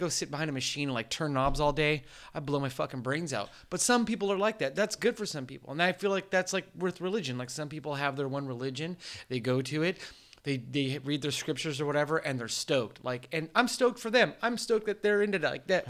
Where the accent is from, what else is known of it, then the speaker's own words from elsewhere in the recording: San Diego, California, United States; I grew up here in San Diego